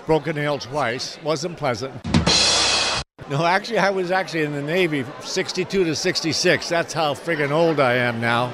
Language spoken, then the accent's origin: English; Canada; moved away; also born or lived in Florida; growing up in Canada